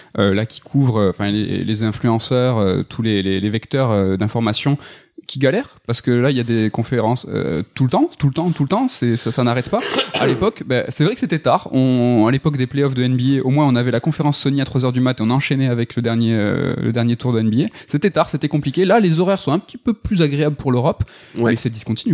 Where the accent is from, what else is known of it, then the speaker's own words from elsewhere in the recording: France; chez nous, en France